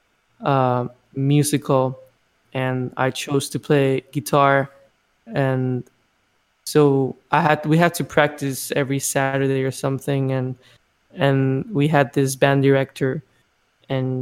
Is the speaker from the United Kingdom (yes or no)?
no; Mexico; born or raised there; moved away as an adult; now in United States